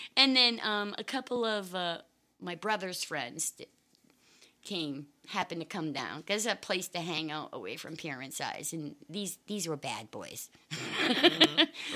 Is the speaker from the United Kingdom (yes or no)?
no; Maine, United States; also born or lived in Boston, Massachusetts; I'm from a little teeny tiny town in Maine. I was born in uh, just outside Boston, Massachusetts in 1963. But when I was three years old, um, we moved to the middle of nowhere, the middle of the woods